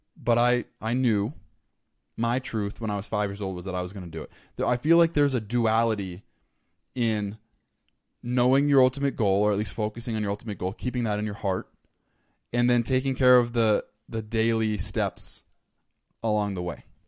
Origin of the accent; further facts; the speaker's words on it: Los Angeles County, Southern California, United States; moved away as an adult; I grew up in Southern California, Los Angeles County